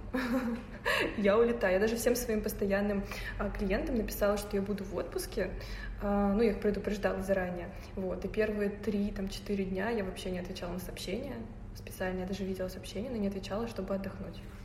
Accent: Naberezhnye Chelny, Tatarstan, Russia; now in Moscow, Russia; я из эм, региона, так сказать, республики Татарстан, э, город Набережной Челны

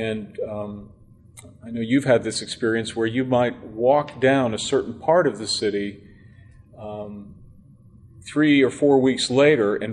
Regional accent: Pittsburgh, Pennsylvania, United States; now in Washington, D.C., United States; I grew up in Pittsburgh.

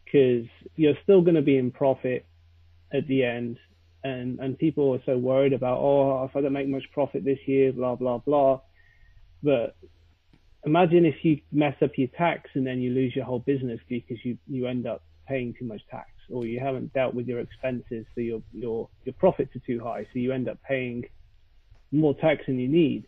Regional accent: United Kingdom; accent: British, posh; now in London, United Kingdom; I am British with my beautiful British accent

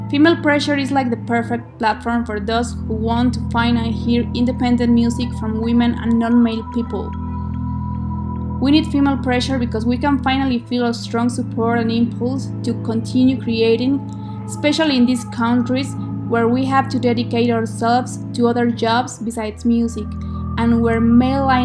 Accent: Mexico City, Mexico; I am from Mexico City.

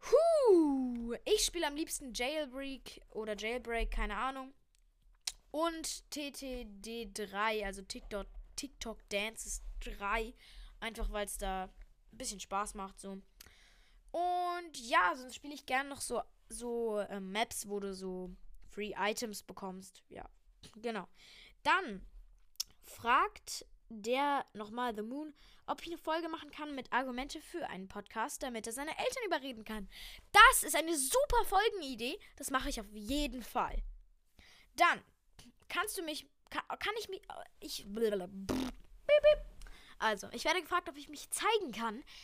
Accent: Berlin, Germany; Nein, ich komme tatsächlich aus Berlin, ich bin hier geboren.

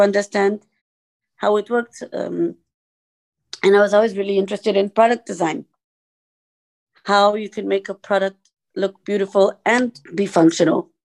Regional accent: Portugal; I am from Portugal

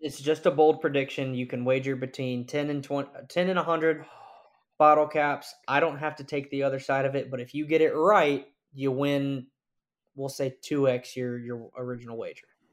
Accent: Birmingham, Alabama, United States; I'm originally from Birmingham, Alabama

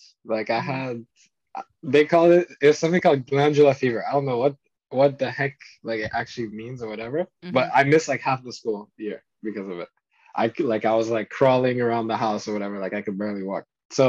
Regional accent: Paris, Île-de-France, France; born there; also born or lived in Zimbabwe; And then before that, I was born in France, so I was in Paris.

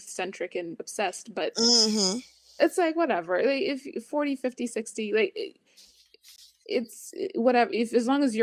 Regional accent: Canada; as a Canadian

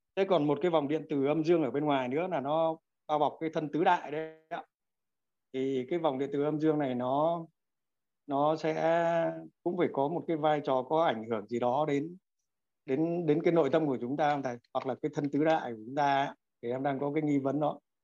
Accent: Quang Ninh, Vietnam; now in Đắk Lắk, Vietnam; em gốc người Quảng Ninh nhưng hiện đang à, sinh sống và làm việc tại Đắk Lắk

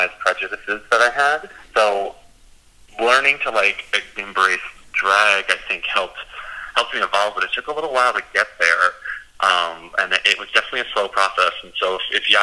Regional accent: United States; I grew up just outside of New York City. About an hour and a half away, and I was in a pretty typical small town

